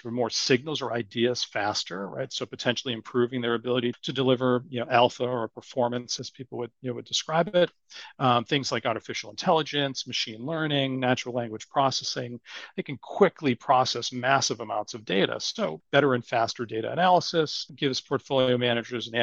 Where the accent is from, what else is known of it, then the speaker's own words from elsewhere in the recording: Boston, Massachusetts, United States; accent: Boston; my Boston accent